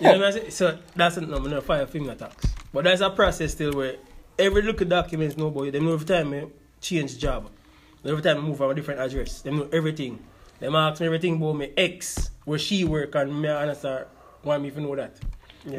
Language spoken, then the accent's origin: English; Jamaica; now in United States; we are Jamaican